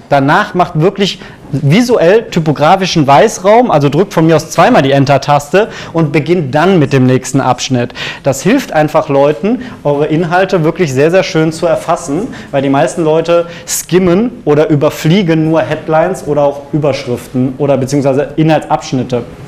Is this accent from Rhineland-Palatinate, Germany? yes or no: no; Cologne, North Rhine-Westphalia, Germany; ich bin unabhängiger SEO-Berater, gebürtig aus Köln